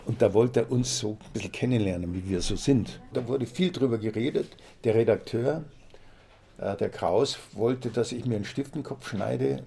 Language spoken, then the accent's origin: German; Munich, Bavaria, Germany; also born or lived in Augsburg / Mehring; Als Kind auch nach dem Krieg. Wir hatten kein Licht damals bei uns in der Wohnung in der Arnulfstraße